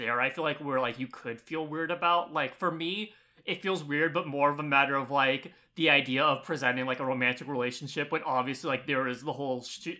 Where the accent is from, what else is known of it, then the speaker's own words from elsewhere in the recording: United States; being an American